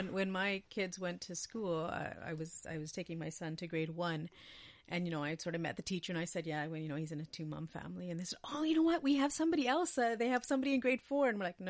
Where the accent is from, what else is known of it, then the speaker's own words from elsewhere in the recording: Winnipeg, Manitoba, Canada; I'm from Winnipeg.